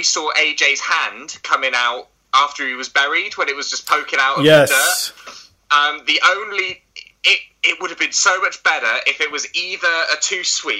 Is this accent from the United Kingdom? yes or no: yes; United Kingdom